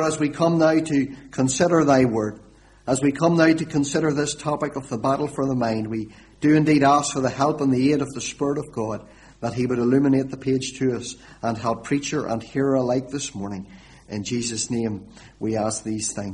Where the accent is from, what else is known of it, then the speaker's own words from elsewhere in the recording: Warrenpoint, Northern Ireland, United Kingdom; now in Lurgan, United Kingdom; I'm not a Lurgan man originally. I'm originally from Warren Point, which is away down on the southeast coast